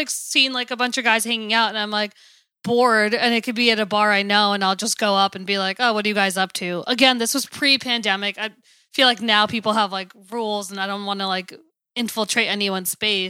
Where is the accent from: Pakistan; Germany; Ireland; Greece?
Pakistan; Yeah, I'm Pakistani.